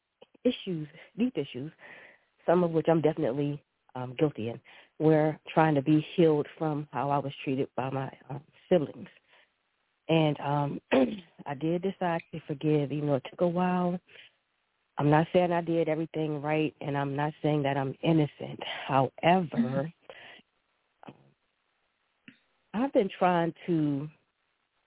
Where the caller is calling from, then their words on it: Baltimore, Maryland, United States; I am calling from Baltimore, Maryland.